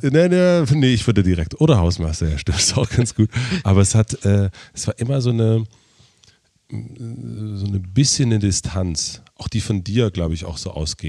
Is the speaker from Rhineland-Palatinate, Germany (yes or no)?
no; southern Brandenburg, Germany; also born or lived in Prenzlauer Berg, Berlin; now in Berlin, Germany; ich bin in Südbrandenburg aufgewachsen